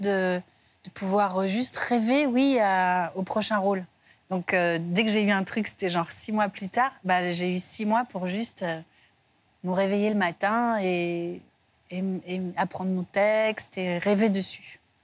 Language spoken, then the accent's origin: French; Belgium; moved away; je suis belge